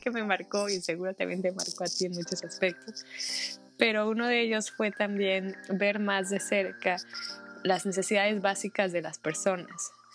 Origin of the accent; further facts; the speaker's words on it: Mexico; also born or lived in Netherlands; soy mexicana, tengo 31 años